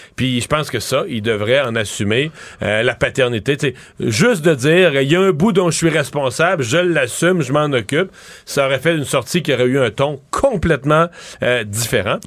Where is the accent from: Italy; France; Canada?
Canada; Quebec; chez nous au Québec